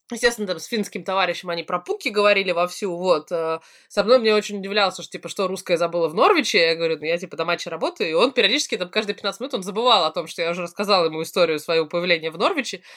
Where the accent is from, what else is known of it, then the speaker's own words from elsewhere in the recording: Russia; я из России